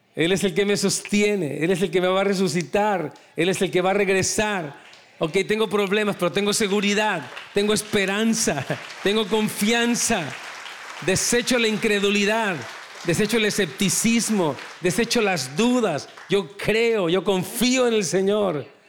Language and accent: Spanish; Mexico; En México, yo soy de México